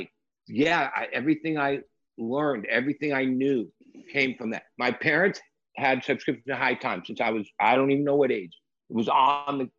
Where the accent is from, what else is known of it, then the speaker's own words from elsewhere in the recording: Los Angeles, California, United States; moved away as an adult; also born or lived in Rainbow, California / North County San Diego; now in San Diego, United States; I'm from the Valley, LA.